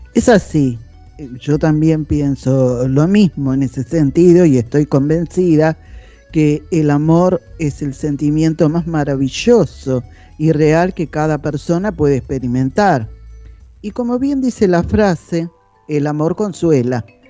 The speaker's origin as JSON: {"language": "Spanish", "region": "Buenos Aires", "country": "Argentina", "tie": "born or raised there", "also_born_or_lived": "Caballito, Buenos Aires", "said": "Hasta los 40 años viví en Floresta con mi familia"}